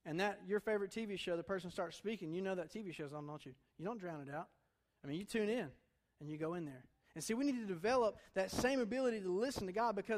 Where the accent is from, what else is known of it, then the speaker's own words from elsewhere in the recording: Durham, North Carolina, United States; moved away; I'm from Durham, my family is.